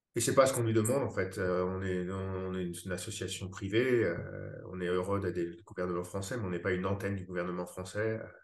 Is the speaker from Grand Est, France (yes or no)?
no; Paris, Île-de-France, France; moved away as an adult; now in Boston, United States; je suis français. j'ai grandi à Paris